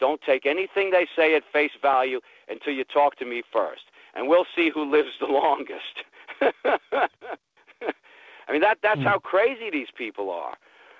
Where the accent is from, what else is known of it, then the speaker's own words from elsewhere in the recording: New York, United States; moved away; I go to New York on occasion because I'm from New York